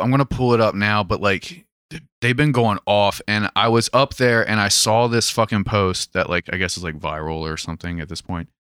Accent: United States; being an American

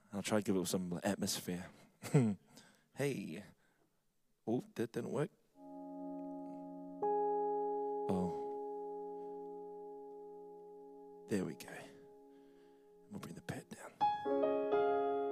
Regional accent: Wellington, New Zealand; I'm a Wellington born Samoan. Mum and dad both Samoan, and grew up in a Methodist church, Samoan Methodist church in Aitara. That was for about 18 years

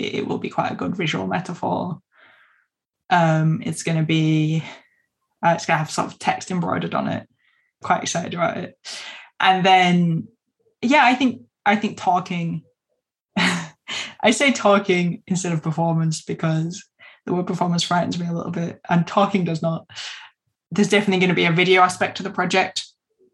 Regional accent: Keighley, Yorkshire and the Humber, United Kingdom; at Keithy Creative in my hometown

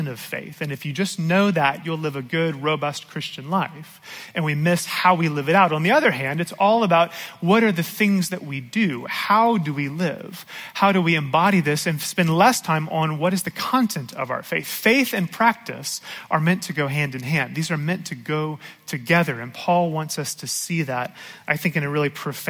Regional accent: Georgia, United States; I grew up here in Georgia

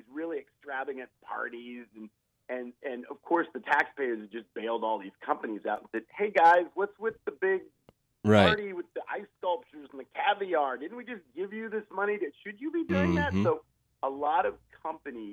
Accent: Ohio, United States; I grew up in Ohio. I'm from the Midwest

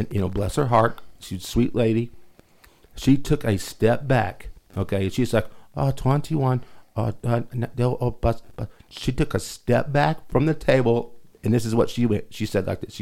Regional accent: Lubbock, Texas, United States; I'm from Lubbock

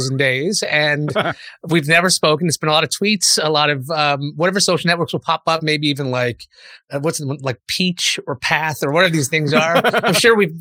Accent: New York City, New York, United States; moved away as an adult; also born or lived in Brooklyn / Boston; Growing up in Queens

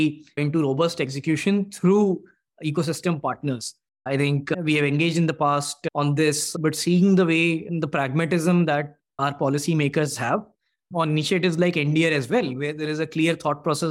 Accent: Bhopal, Madhya Pradesh, India; me and my co-founder, we were born and brought up in Bhopal.

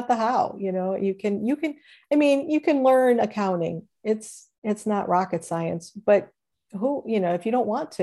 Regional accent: Cleveland, Ohio, United States; I'm from Cleveland

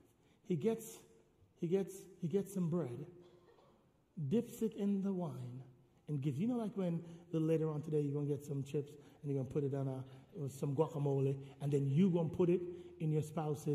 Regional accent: Jamaica; I'm Jamaican

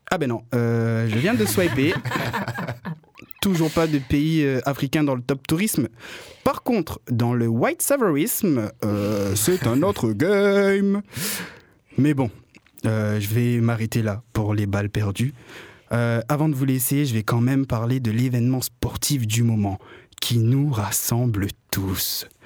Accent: Réunion, France; born there; accent: Marseille; now in Marseille, France; je suis né sur l'île de la Réunion et j'habite à Marseille. Alors oui, euh, j'ai été obligé d'accentuer mon accent marseillais

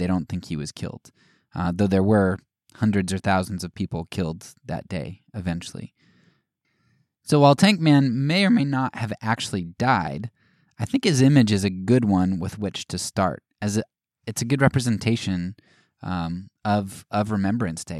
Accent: United States

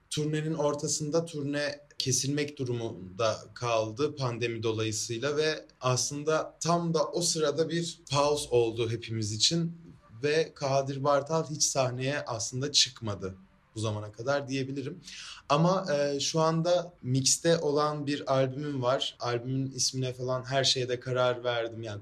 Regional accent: Adana, Turkey; İkimiz de Adanalıyız, ikimiz de elektronik müzik yapıyoruz.

